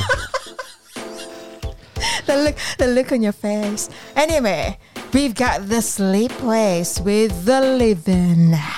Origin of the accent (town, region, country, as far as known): Philippines; moved away